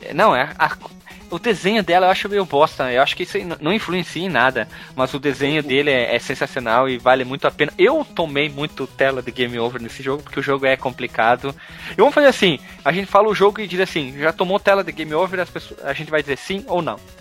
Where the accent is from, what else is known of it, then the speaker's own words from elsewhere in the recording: Rio Grande do Sul, Brazil; eu sou gaúcho